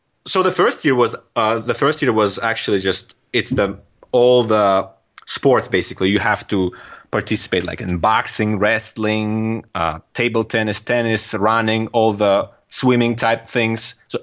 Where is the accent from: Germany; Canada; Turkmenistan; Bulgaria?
Turkmenistan; accent: Turkmen; first language Russian; English is a second language; now in United States; My first language is a Russian language, and I do understand and speak Turkmen language as well. Although now living here in US for almost 10 years, I do forget, and my accent is getting terrible, the Turkmen accent.